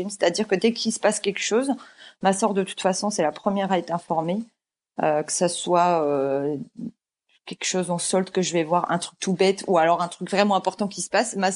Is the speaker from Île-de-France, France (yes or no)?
no; Rennes, Brittany, France; on a vécu à Rennes en plus. Voilà, on a grandi à Rennes. Euh, Rennes en plus c'est une petite ville